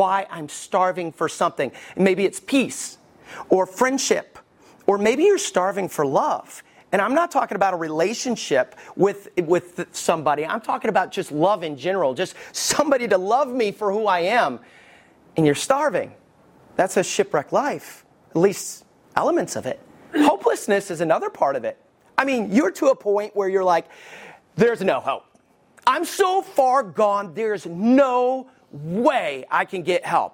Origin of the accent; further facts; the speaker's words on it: Alabama, United States; also born or lived in Detroit, Michigan; I was raised in Alabama, hallelujah, but I was born in Michigan, armpit of the world, Detroit